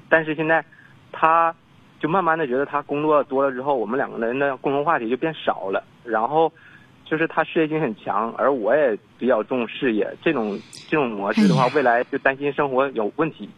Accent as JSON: {"language": "Chinese", "region": "Northeast China", "country": "China", "said": "因为我家是东北的，我就打算在那边工作一年之后回到东北来"}